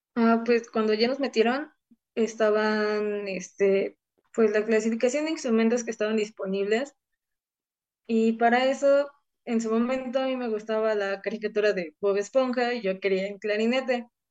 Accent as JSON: {"language": "Spanish", "town": "Ciudad Serdán", "region": "Puebla", "country": "Mexico", "tie": "born or raised there", "moved": "as an adult", "lives_now": "Puebla, Mexico", "said": "todo comenzó en mi pueblo, soy de Ciudad Cerdán"}